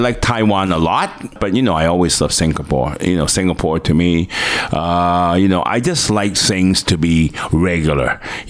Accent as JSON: {"language": "English", "town": "Toronto", "region": "Ontario", "country": "Canada", "tie": "born or raised there", "also_born_or_lived": "Hong Kong", "second_language": "English", "moved": "as an adult"}